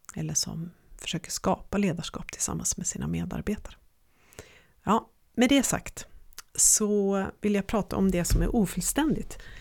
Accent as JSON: {"language": "Swedish", "town": "Örnsköldsvik", "region": "Västernorrland County", "country": "Sweden", "tie": "born or raised there", "said": "så växte jag upp i Övik och i den dialekten så pratar man"}